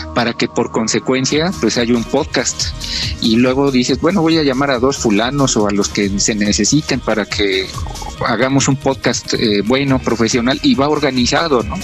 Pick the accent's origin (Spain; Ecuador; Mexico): Mexico; seamos los mexicanos